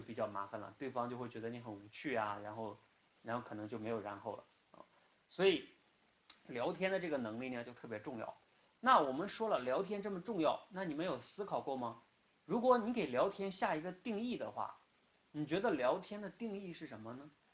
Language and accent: Chinese; China; first language Chinese; 我们出生在中国，然后呢，也生长在中国